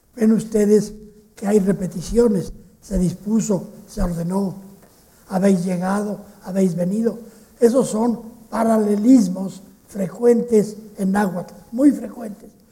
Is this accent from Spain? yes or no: no; Mexico; En México hablamos un poco así, los mexicanos no hablamos como los españoles